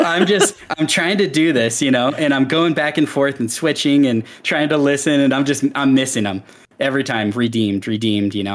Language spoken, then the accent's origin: English; Seattle, Washington, United States; moved away; also born or lived in Wyoming; We moved from Washington State to Wyoming